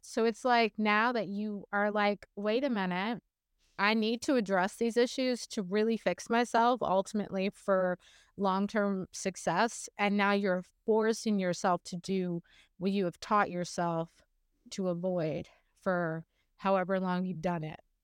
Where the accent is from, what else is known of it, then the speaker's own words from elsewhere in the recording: Morgan City, Louisiana, United States; I grew up in a really small town about, um, I don't know, forty-five miles south, uh, west of New Orleans in a very bayou country, um, Morgan City is what it's called